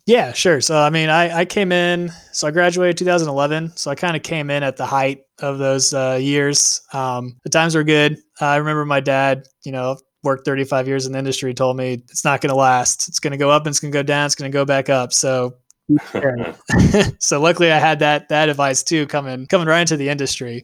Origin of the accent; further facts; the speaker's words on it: Houston, Texas, United States; also born or lived in Atlanta, Georgia; I was born and raised here in Houston